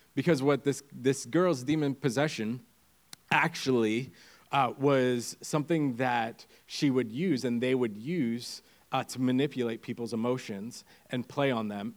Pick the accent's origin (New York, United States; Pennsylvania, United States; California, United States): Pennsylvania, United States; moved away as an adult; now in Windham, Maine, United States; I come from the second greatest state uh, PA, or Pennsylvania